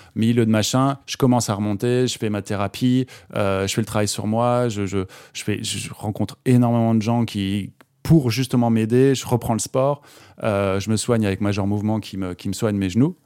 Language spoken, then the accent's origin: French; Alsace, Grand Est, France; moved away; je suis originaire d'Alsace, donc je suis rentré, euh, euh, quelques jours en Alsace